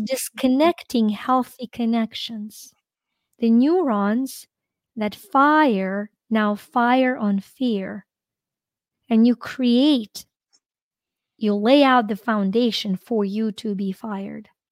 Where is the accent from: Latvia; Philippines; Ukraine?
Ukraine; moved away as an adult; I'm from Ukraine